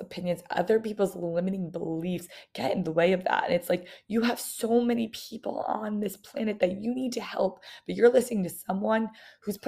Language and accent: English; New York, United States; I was from New York